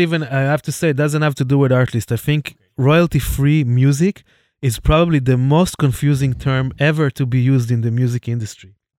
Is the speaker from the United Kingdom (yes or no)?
no; Jerusalem, Jerusalem District, Israel; my hometown, Jerusalem